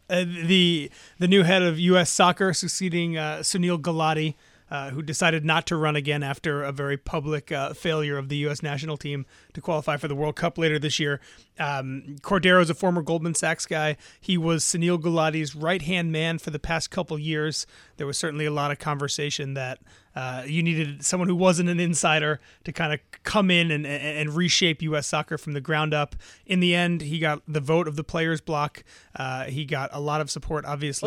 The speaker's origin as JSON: {"language": "English", "town": "New York City", "region": "New York", "country": "United States", "tie": "born or raised there", "said": "growing up in New York City and living in New York City"}